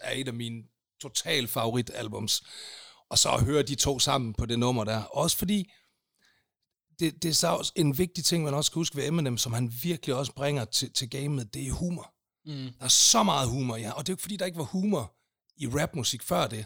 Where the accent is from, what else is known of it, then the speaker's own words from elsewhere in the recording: Aalborg, North Denmark Region, Denmark; accent: Aalborg dialect; moved away as an adult; now in Copenhagen, Denmark; Jeg er fra fucking Aalborg, og det bliver jeg ved med at være